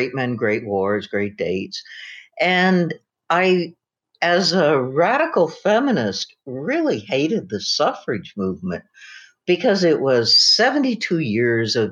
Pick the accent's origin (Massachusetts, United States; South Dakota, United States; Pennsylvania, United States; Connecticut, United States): South Dakota, United States; Aberdeen; moved away as an adult; also born or lived in Sacramento, California; I was from South Dakota and that I grew up in Aberdeen